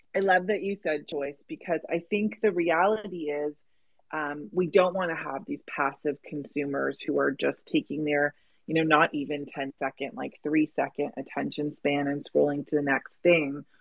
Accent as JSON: {"language": "English", "country": "Canada", "said": "I'm Canadian"}